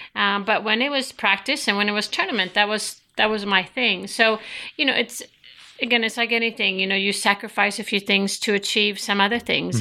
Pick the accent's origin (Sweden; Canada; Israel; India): Sweden; moved away; growing up in Sweden